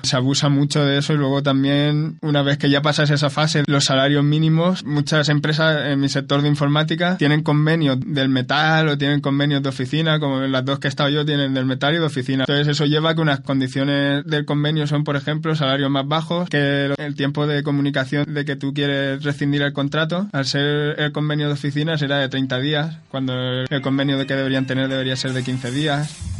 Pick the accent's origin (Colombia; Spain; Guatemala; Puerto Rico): Spain; Ibi, Valencian Community; soy de aquí de IBI